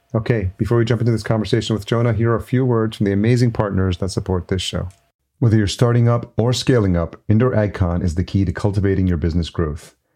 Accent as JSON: {"language": "English", "town": "Yonkers", "region": "New York", "country": "United States", "tie": "born or raised there", "also_born_or_lived": "Los Angeles", "moved": "as an adult", "lives_now": "Minnesota, United States", "said": "I grew up in New York, grew up in Yonkers, New York"}